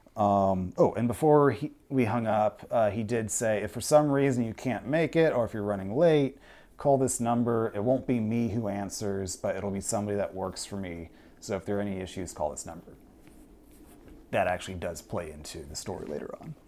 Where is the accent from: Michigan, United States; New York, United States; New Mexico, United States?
New York, United States; Westfield; now in Chicago, United States; I'm originally from Westfield, New York, before I came out here to Chicago.